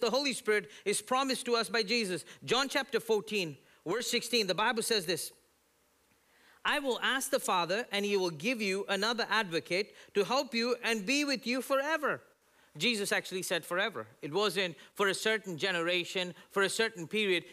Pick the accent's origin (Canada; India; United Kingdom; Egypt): India; now in United States; growing up in India